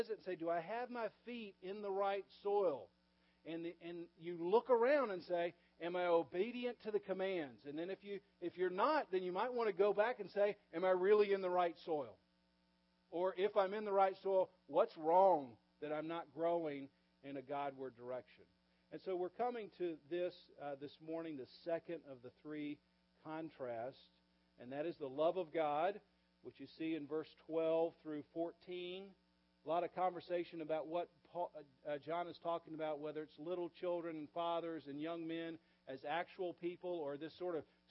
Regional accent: the South, United States; I grew up in the South and I went to relatively small churches as a kid.

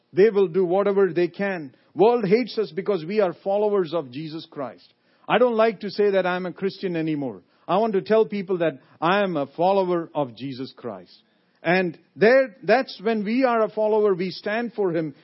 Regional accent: India; moved away as an adult; also born or lived in Lynchburg, Virginia; now in United States; I come from India. I was born in India

